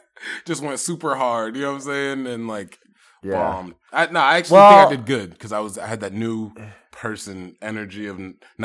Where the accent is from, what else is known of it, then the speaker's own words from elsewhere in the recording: Cambridge, Massachusetts, United States; I'm from Cambridge.